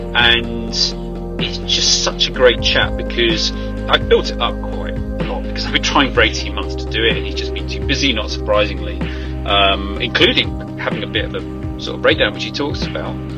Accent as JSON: {"language": "English", "area": "South Nottinghamshire", "region": "East Midlands", "country": "United Kingdom", "said": "I'm from East Midlands and from South Nottinghamshire"}